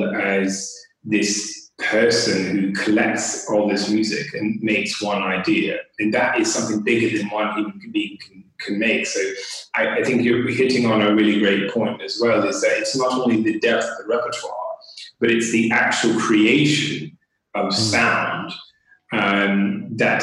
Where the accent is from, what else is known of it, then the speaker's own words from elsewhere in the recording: United States; moved away as an adult; now in United Kingdom; I'm from the United States. I was attending a public school system